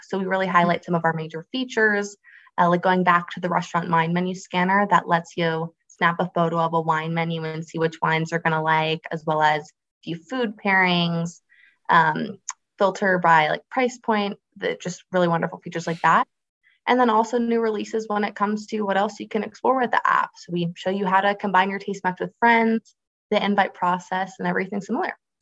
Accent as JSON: {"language": "English", "region": "Space Coast of Florida", "country": "United States", "tie": "born or raised there", "said": "I grew up on the space coast of Florida"}